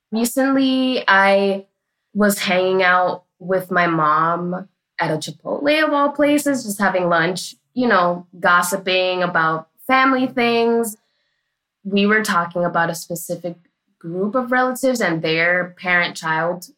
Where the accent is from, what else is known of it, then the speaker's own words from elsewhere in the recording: New York City, New York, United States; I am from Washington Heights, aka Little Dominican Republic in New York City. And growing up, I called my mom and dad Mami and Papi